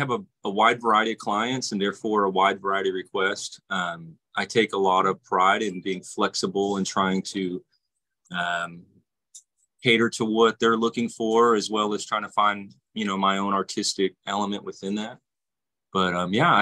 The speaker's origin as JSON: {"language": "English", "town": "Fort Worth", "region": "Texas", "country": "United States", "tie": "born or raised there", "also_born_or_lived": "Florida", "said": "I tattoo here in Fort Worth, Texas"}